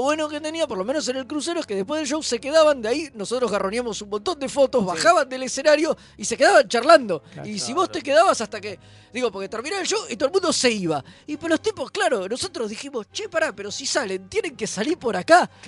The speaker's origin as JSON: {"language": "Spanish", "country": "Argentina", "said": "éramos de Argentina"}